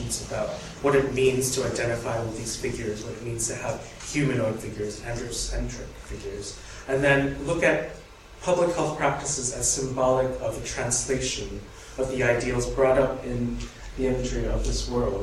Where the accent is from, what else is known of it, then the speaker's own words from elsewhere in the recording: United States; I am an American studying the British public health program